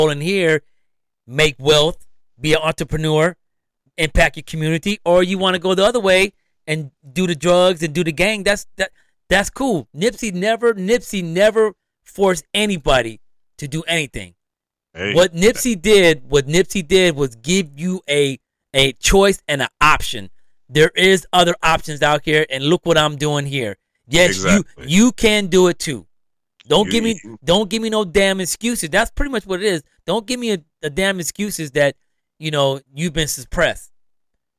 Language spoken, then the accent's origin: English; Los Angeles, California, United States; I grew up in Crip neighborhood too. West Boulevard Crips.